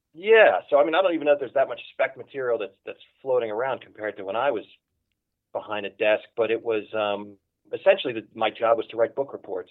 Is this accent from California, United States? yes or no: no; Philadelphia, Pennsylvania, United States; moved away as an adult; now in Los Angeles, United States; I was born and raised in Philadelphia